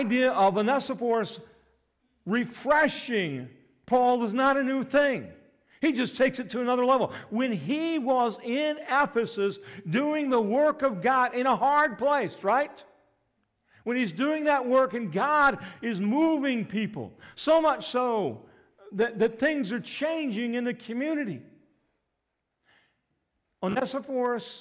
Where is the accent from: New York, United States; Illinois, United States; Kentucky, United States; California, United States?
Illinois, United States; Litchfield; I grew up in Litchfield